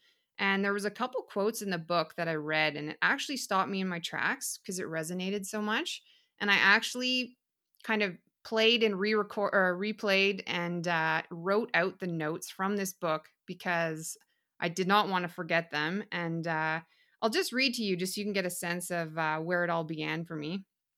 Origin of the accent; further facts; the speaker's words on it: Whitehorse, Yukon, Canada; So I was born and raised up in Whitehorse, Yukon, which is in northern Canada.